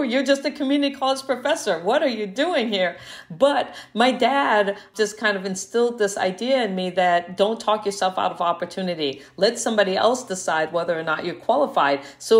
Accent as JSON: {"language": "English", "country": "Guam", "tie": "born there", "said": "I was born on Guam as a result of my dad working at the NASA tracking station there during the Apollo missions."}